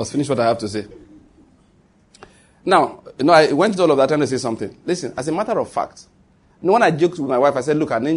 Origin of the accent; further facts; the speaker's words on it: Western Nigeria, Ondo, Nigeria; moved away as an adult; also born or lived in Edo State, Nigeria; now in Enugu, Nigeria; I was born in Ondo State, come from Western Nigeria. Went to school in Edo State.